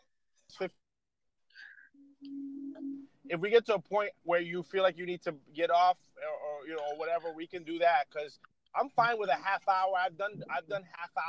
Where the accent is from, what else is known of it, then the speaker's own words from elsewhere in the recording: Yonkers, New York, United States; also born or lived in Connecticut; now in Boston, United States; I'm from New England, United States of America, born in New York, lived in Connecticut, and now living in Boston